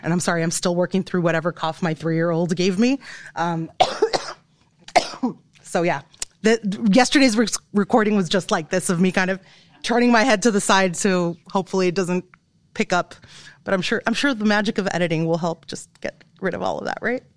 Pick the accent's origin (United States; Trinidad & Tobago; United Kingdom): United States; Inglewood, California; moved away as an adult; also born or lived in Illinois; now in Iowa, United States; I'm coming from Englewood, California.